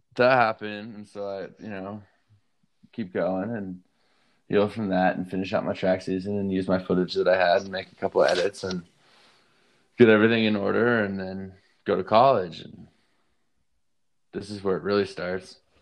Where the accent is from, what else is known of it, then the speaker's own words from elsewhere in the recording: Durango, Colorado, United States; I grew up in Durango, Colorado